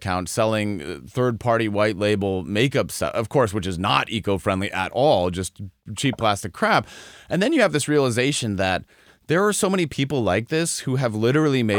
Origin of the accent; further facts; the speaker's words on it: Colorado, United States; I'm originally from Colorado